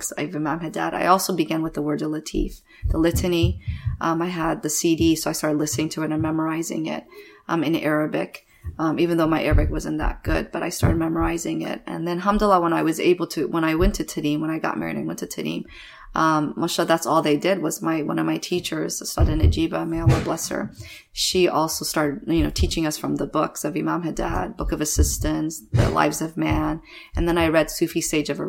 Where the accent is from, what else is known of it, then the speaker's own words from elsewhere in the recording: Washington, D.C., Northern Virginia area, United States; also born or lived in Kabul, Afghanistan; We came to America when I was about 3 years old, and we settled in D.C., Washington, D.C., Northern Virginia area